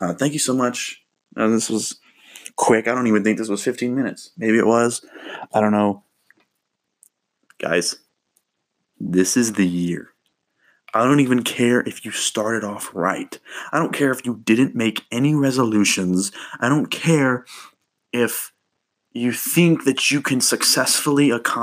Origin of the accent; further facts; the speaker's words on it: Kentucky, United States; I was born in Kentucky